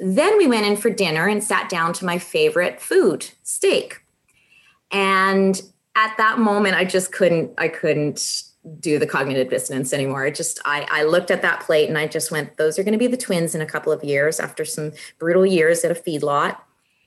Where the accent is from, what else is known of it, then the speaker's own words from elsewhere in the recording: Brandon, Manitoba, Canada; moved away; also born or lived in Winnipeg; I started off, you know, out west in farming country. So I'm not from Winnipeg. I'm from further west, the Brandon area, which is a real rural area.